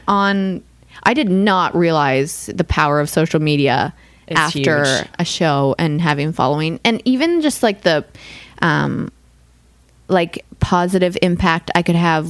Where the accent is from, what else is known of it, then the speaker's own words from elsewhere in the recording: Canada; now in United States; especially as a Canadian on or living in America with an opinion about politics.